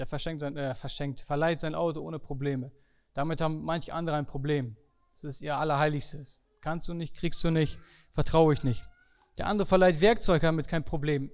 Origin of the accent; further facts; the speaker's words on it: Germany; Bei uns in Deutschland